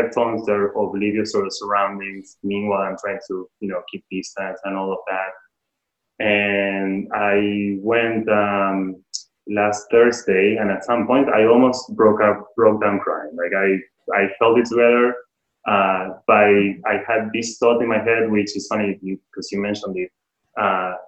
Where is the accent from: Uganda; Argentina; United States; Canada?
Argentina; moved away; I'm from Argentina